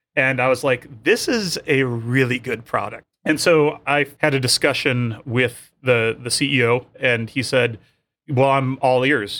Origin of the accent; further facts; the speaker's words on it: Michigan, United States; I'm from Michigan.